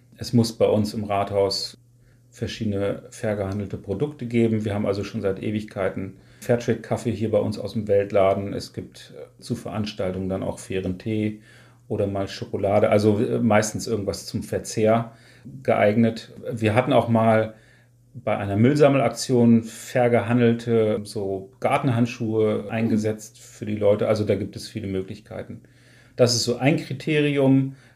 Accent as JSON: {"language": "German", "town": "Wolfsburg", "region": "Lower Saxony", "country": "Germany", "tie": "born or raised there", "moved": "as an adult", "lives_now": "Niebüll, Germany", "said": "ist meine Heimatstadt Wolfsburg schon die Stadt, an der mein Herz hängt"}